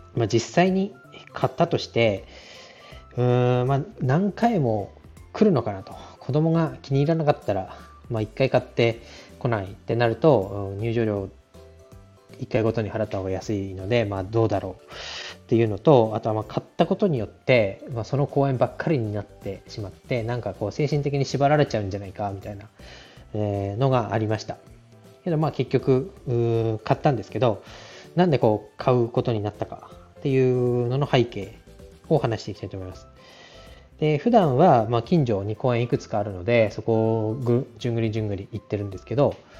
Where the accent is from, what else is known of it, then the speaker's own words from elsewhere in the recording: Tohoku, Japan; moved away; 東北の出身